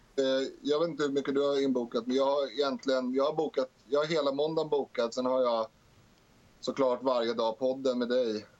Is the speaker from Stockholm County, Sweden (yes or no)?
yes; Stockholm, Stockholm County, Sweden; jag är född i Rinkeby